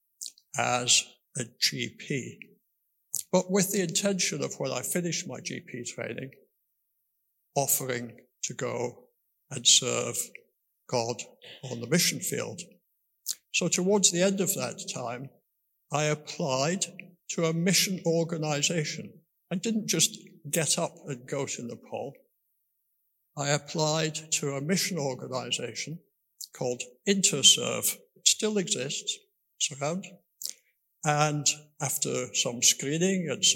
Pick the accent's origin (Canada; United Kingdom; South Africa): United Kingdom; Glasgow, Scotland; moved away as an adult; also born or lived in Liverpool; So I was born in Glasgow, and my early memories are of living in a Glasgow tenement in a working class family